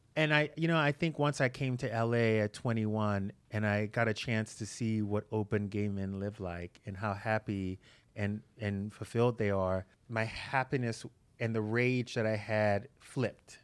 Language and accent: English; Breaux Bridge, Louisiana, United States; moved away as an adult; now in Los Angeles, United States; I grew up in a really small town in Louisiana